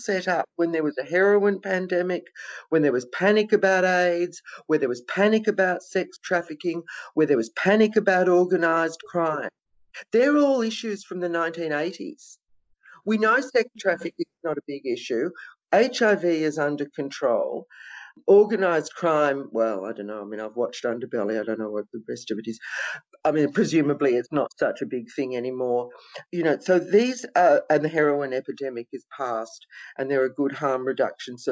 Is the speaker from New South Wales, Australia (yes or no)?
no; Victoria, Australia; it's in my hometown